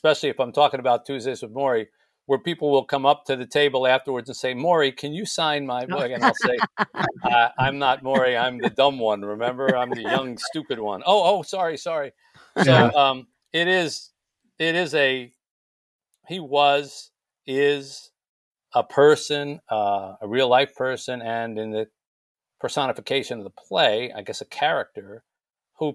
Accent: Michigan, United States; Marshall, Michigan, my home state

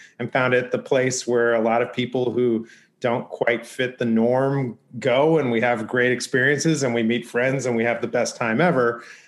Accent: Los Angeles, California, United States; I grew up in Los Angeles. I grew up in the ye old San Fernando Valley.

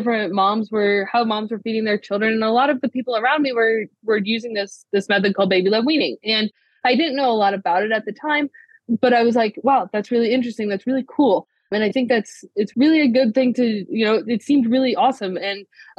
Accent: Ohio, United States; I grew up in Ohio, born and raised

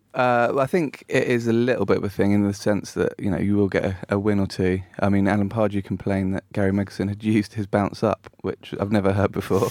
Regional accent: Brackley, East Midlands, United Kingdom; I was born in Brackley

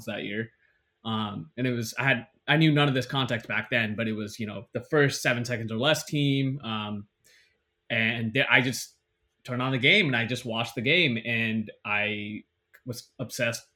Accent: Bay Area, California, United States; growing up in the Bay Area

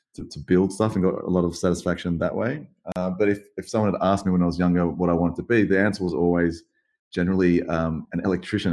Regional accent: Sydney, New South Wales, Australia; to be born in, in such a beautiful place um, in Sydney, Australia, growing up by the beach

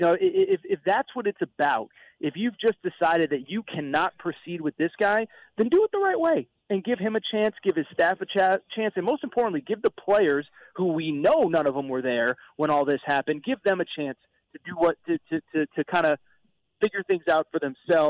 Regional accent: Connecticut, United States; You know, I grew up in Connecticut, very passionate fan base at UConn.

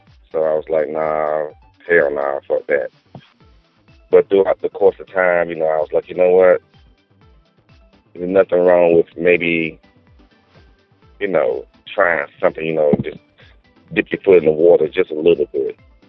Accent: New Jersey, United States; now in Atlanta, United States; I'm originally from New Jersey and been in Atlanta, Georgia for over 15 years, off and on.

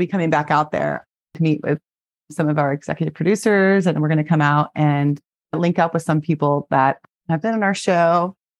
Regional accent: Florida, United States; I grew up in Florida

